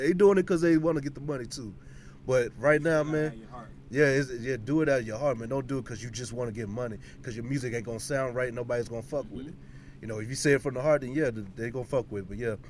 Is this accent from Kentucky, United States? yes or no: yes; Kentucky, United States; moved away; I'm originally from Kentucky